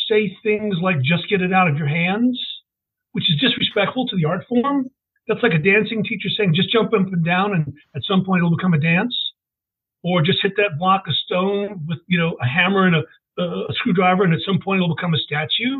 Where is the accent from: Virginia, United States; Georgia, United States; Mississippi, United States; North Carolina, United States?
Virginia, United States; Richmond; I'm one of those really lucky people that lives in the city of his birth